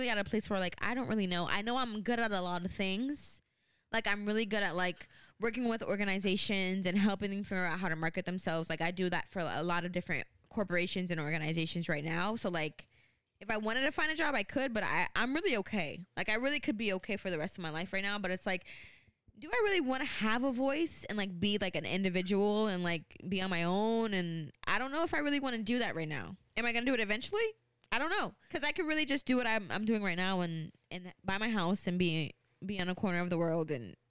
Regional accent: Jamaica; I'm a Jamaican.

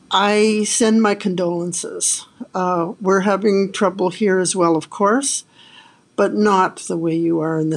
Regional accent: Canada; I'm Canadian

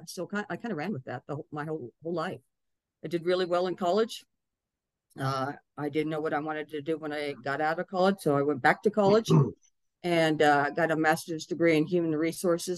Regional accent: Albuquerque, New Mexico, United States; also born or lived in Maryland; now in Colorado, United States; I'm from Albuquerque, New Mexico. Came from a pretty good middle-class family

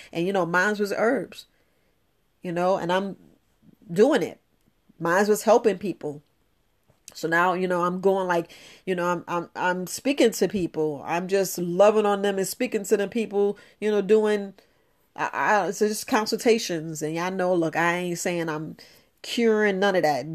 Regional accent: New York, United States; growing up in New York

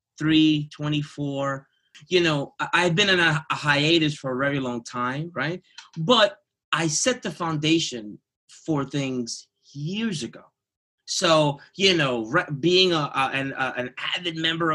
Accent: New York City, New York, United States; I'm born and raised in Jamaica, Queens

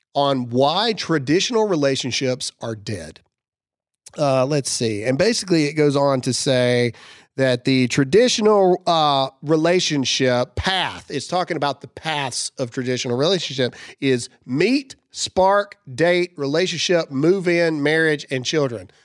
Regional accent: United States; As an American, whether you're a Christian or not, as an American

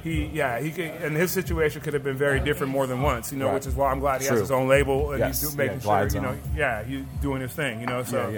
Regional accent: Compton, California, United States; also born or lived in Fox Hills, Los Angeles / Oxnard / Camarillo; I was born in Fox Hills. I was raised out in Compton and Linwood. You know, I moved to Oxnard to go to school. I moved to Camarillo.

